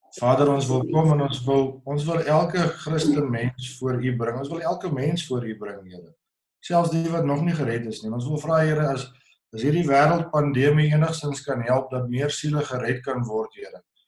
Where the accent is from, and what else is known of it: South Africa